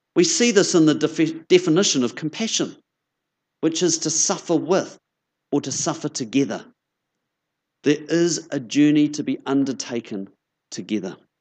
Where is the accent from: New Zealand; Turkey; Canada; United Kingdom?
New Zealand; Christchurch, Canterbury; moved away as an adult; now in Nelson, New Zealand; it's lovely to be back in Christchurch. As Jenny said, this is my hometown. I grew up down the road in Ilam